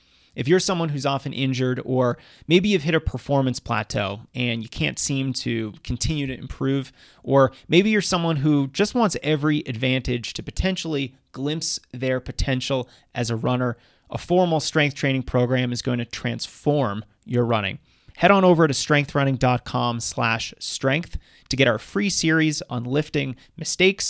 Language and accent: English; Massachusetts, United States; Massachusetts, my home state